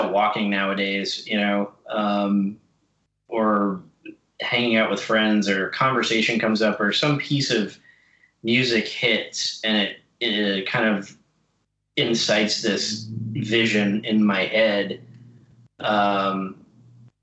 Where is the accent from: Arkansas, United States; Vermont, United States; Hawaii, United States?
Vermont, United States; Growing up in Vermont, I skied everywhere, you know, hiked a lot